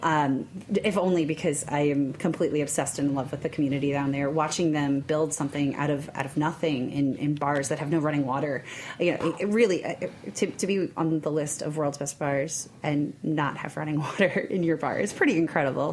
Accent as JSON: {"language": "English", "region": "New York", "country": "United States", "also_born_or_lived": "Kentucky", "said": "I am from New York originally"}